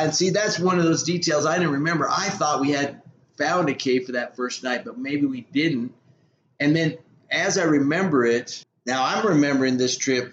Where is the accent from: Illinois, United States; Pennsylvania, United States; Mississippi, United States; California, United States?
California, United States; San Diego; we're from San Diego.